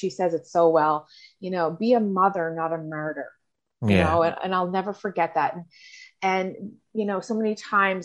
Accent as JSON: {"language": "English", "area": "Cape Breton", "region": "Nova Scotia", "country": "Canada", "said": "I am from Cape Breton, Nova Scotia, as you can probably tell from my accent"}